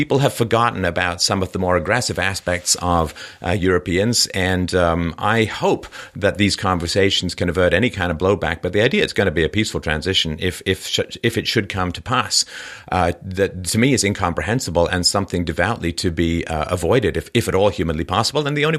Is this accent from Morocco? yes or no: no; England, United Kingdom; I grew up in England.